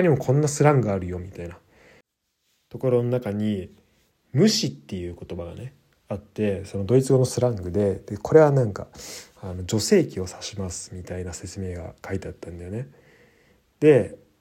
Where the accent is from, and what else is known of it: Japan; now in Germany